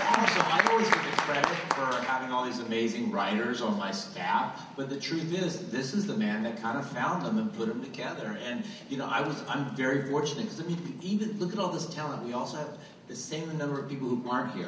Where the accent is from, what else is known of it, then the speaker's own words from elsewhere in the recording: Goose Creek, North Carolina, United States; I'm from Goose Creek, North Carolina